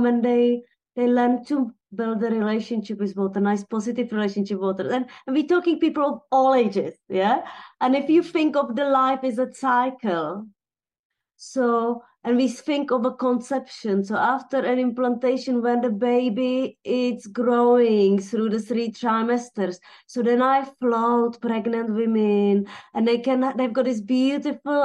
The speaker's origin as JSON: {"language": "English", "town": "Teplice", "region": "Ústí nad Labem Region", "country": "Czechia", "tie": "born or raised there", "moved": "as an adult", "lives_now": "United Kingdom", "said": "I was born in Bohemia in a town called Teplice"}